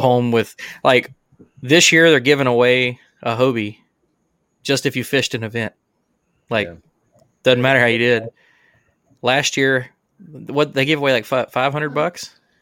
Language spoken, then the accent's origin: English; Alabama, United States; we're all from Alabama.